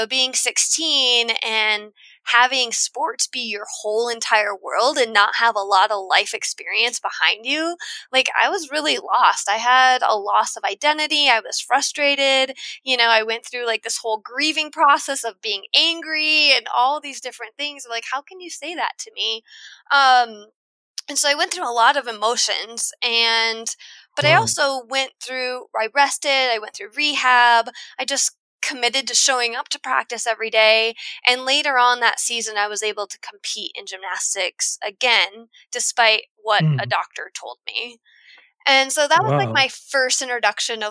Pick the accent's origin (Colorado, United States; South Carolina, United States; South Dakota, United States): South Dakota, United States; I grew up in South Dakota, which is a landlocked state